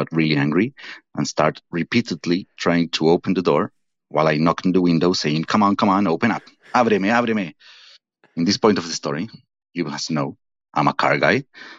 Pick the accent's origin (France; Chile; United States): Chile; Santiago, Santiago Metropolitan Region; I'm from Santiago de Chile, so international fan here.